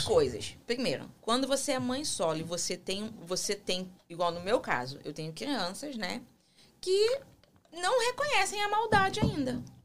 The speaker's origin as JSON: {"language": "Portuguese", "country": "Brazil", "moved": "yes", "lives_now": "United States", "said": "eu sou brasileira"}